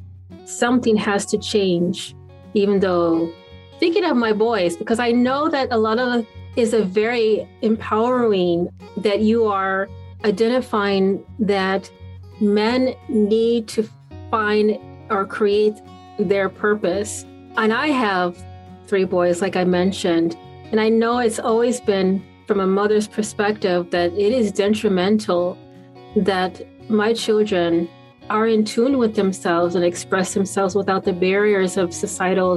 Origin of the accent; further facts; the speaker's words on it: Wisconsin, United States; moved away; I'm originally from Wisconsin